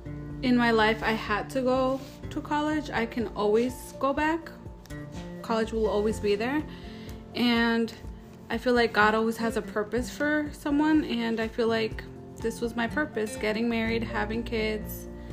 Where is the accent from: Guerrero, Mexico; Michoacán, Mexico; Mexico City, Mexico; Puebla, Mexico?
Michoacán, Mexico; born there; I am 28 years old and I was born in Michoacán, Mexico.